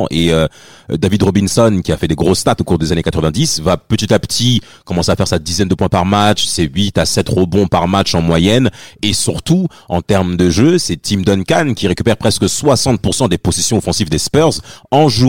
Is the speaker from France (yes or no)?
yes; France; pour nous tous en tant que Français